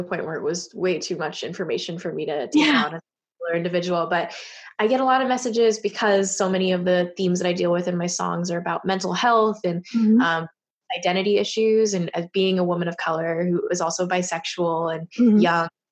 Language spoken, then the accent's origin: English; Bay Area, California, United States; I grew up in the Bay Area where a lot of people were like me